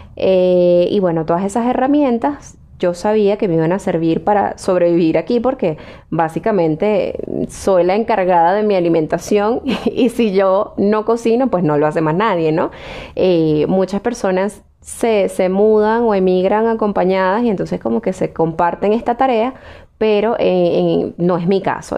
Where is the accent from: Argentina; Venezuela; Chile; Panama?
Venezuela; moved away as an adult; Para mí, lo mejor de ser venezolana fue lo que viví en aquel momento en el que fui feliz, en el que estuve con mi familia, con mis amigos, eh, en el que estudié, me gradué